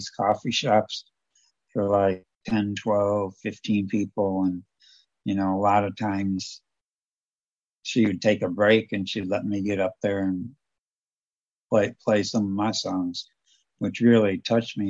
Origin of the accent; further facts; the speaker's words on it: Toledo, Ohio, United States; moved away as an adult; growing up in Toledo, it's a lot different than it is in southern Ohio